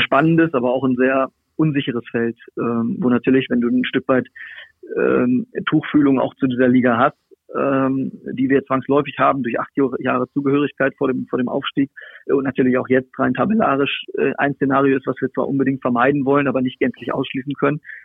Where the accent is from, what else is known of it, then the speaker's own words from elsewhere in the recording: Hanover, Lower Saxony, Germany; moved away; Hannover ist, ist ja meine Heimat. Also ich bin dort, äh, im, im, im Landkreis aufgewachsen, habe dort, äh, meine, meine Kindheit und Jugend verbracht.